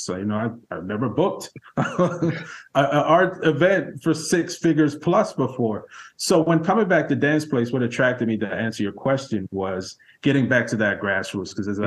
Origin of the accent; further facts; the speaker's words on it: South Florida, United States; moved away as an adult; also born or lived in Montego Bay, Jamaica / New York / Los Angeles / Baltimore; now in Washington, D.C., United States; came to this country uh, at the tender age of eight years old as an immigrant child, um, and grew up in South Florida, actually. So partly in Miami, partly in the Fort Lauderdale, Hollywood Beach area, um, and stayed there throughout high school